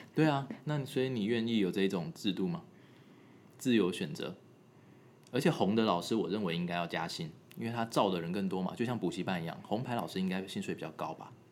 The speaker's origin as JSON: {"language": "Chinese", "country": "Taiwan", "tie": "born or raised there", "moved": "yes", "said": "我是在台湾长大的啦，我是后来才去那国外求学"}